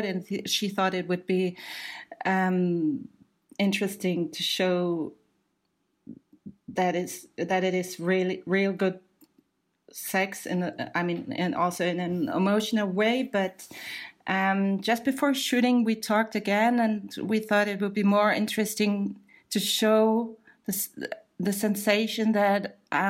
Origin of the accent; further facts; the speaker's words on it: Germany; we Germans